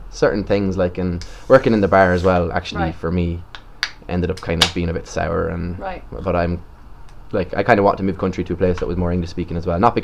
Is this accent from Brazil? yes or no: no; Ireland; also born or lived in Prague; I was Irish